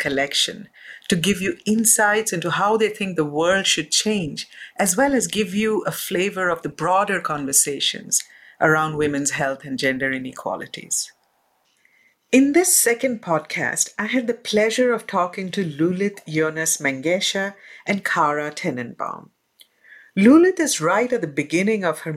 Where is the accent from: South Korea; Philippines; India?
India; I grew up in India